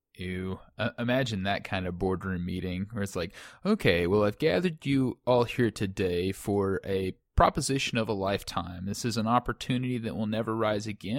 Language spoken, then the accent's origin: English; United States; as an American